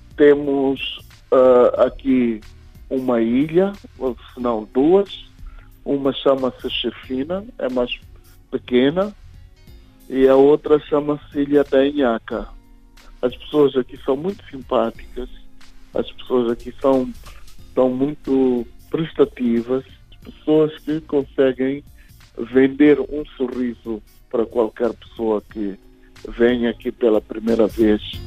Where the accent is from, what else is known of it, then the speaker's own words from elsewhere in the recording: Gaza Province, Mozambique; now in Maputo, Mozambique; Nasci em Gaza, mas vivo na cidade de Maputo